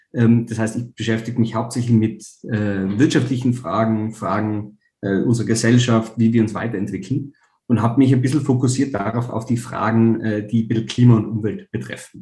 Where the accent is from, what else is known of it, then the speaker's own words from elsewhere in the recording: Tyrol, Austria; in meinem eigenen Bundesland, wo ich herkomme, in Tirol